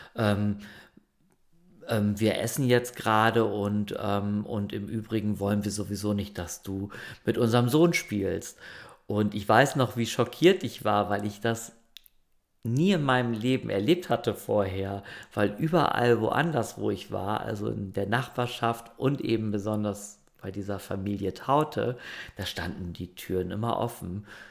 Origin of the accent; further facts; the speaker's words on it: Germany; moved away; das Dorf, ähm, wo ich groß geworden bin